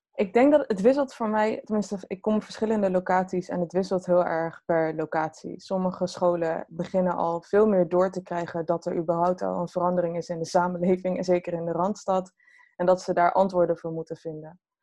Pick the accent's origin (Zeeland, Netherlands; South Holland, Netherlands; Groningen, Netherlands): Groningen, Netherlands; moved away as an adult; ik ben wel geboren en getogen in Groningen. Tot mijn achttiende.